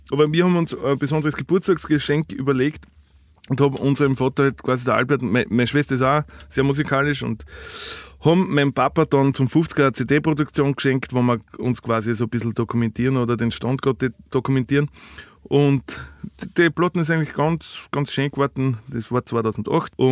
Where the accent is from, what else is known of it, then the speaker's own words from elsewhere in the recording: Austria; einen Gig mit dem Ernst Hutter spielen dürfen als Österreicher. Das ist wirklich war ein Ritterschlag.